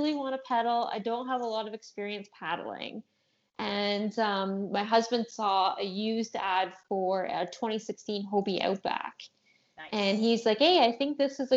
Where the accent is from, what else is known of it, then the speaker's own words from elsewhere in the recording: Ontario, Canada; I'm from Ontario, Canada